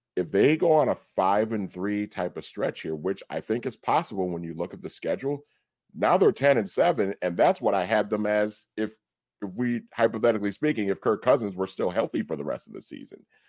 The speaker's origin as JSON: {"language": "English", "region": "Minnesota", "country": "United States", "tie": "born or raised there", "said": "growing up in Minnesota as a Vikings fan, as a kid"}